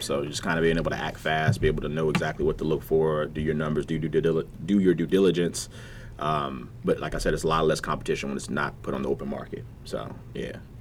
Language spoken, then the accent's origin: English; Virginia Beach, Virginia, United States; growing up in Virginia Beach, um, College Park to be exact you know, CP.